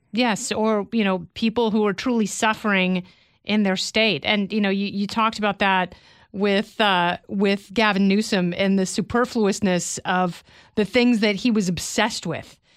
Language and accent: English; Oregon, United States; I grew up in Oregon around a bunch of hippies